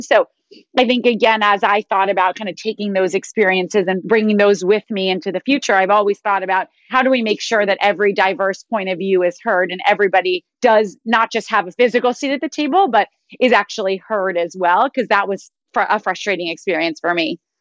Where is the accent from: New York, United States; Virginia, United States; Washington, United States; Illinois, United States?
New York, United States; I went to a progressive school growing up in New York